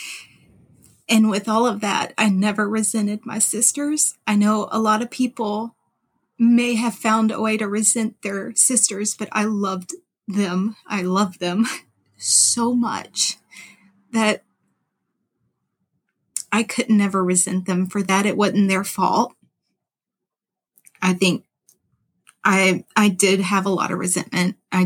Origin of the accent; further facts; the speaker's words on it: Louisiana, United States; moved away as an adult; also born or lived in Memphis, Tennessee; I'm from Louisiana